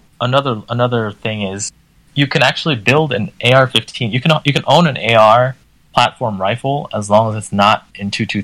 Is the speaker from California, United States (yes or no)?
no; D.C., Maryland side of Washington, United States; moved away; I grew up in a restrictive state